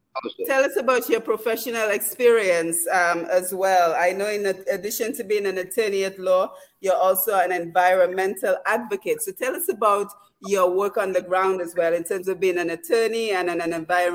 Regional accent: Dominica; we're from Dominica, so we say Badwill.

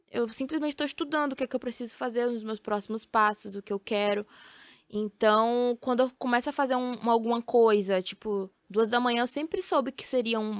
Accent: Feira de Santana, Bahia, Brazil; eu sou de Feira de Santana e algumas coisas ainda não chegam lá, sabe?

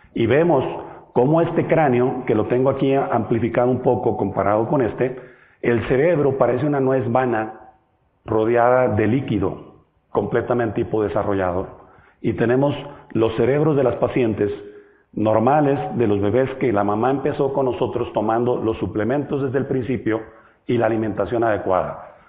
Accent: Mexico; Yo vengo de México, del país grande que está pegado a Estados Unidos, muy al norte

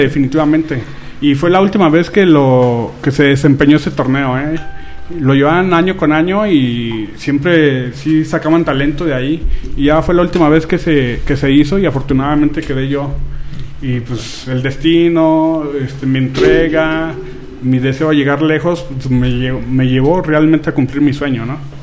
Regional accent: Durango, Mexico; yo soy de aquí de Durango, Durango.

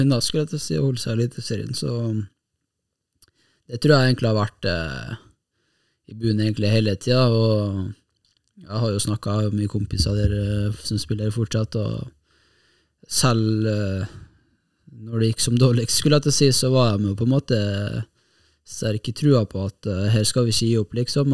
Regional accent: Kristiansund, Møre og Romsdal, Norway; moved away as an adult; now in Bodø, Norway; nå er jeg jo fra Kristiansund

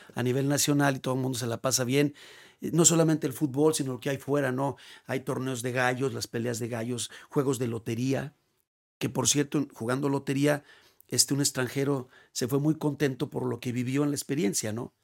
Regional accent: Mexico; also born or lived in León / Guadalajara; para uno como mexicano

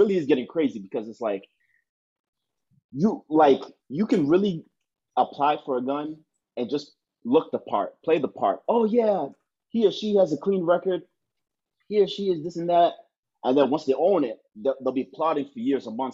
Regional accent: United States; as an American

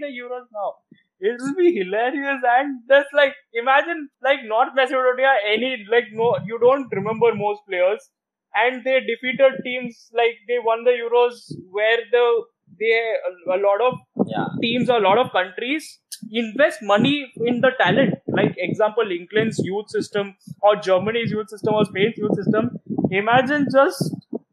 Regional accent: India; as an Indian, I started watching cricket first

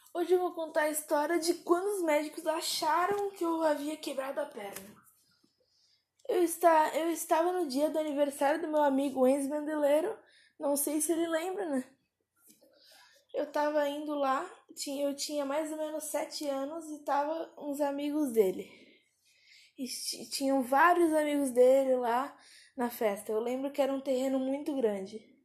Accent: Pedra Bruta, Brazil; eu tenho 11 anos e eu sou de Pedra Bruta

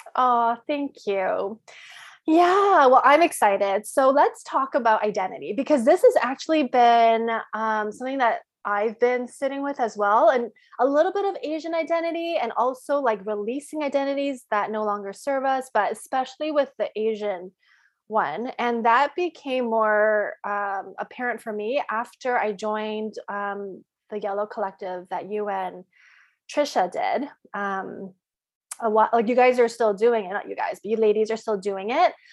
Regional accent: Canada; moved away as an adult; now in United States; I grew up in Canada

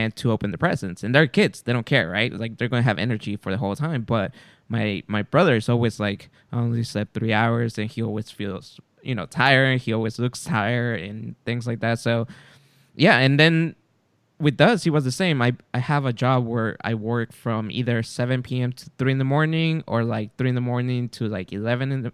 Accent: California, United States; we're from California

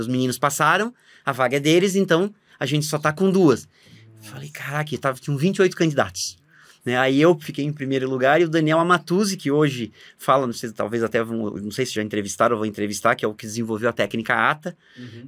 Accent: Blumenau, Santa Catarina, Brazil; Eu sou de Blumenau, Santa Catarina, fiz a minha faculdade lá, morando com os pais

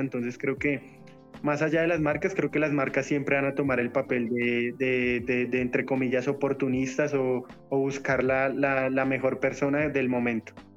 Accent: Colombia; vengo de Colombia a hacer una carrera

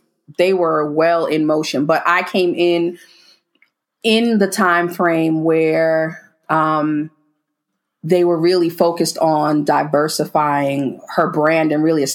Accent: New York City, New York, United States; moved away as an adult; now in Houston, United States; I am originally from the Bronx.

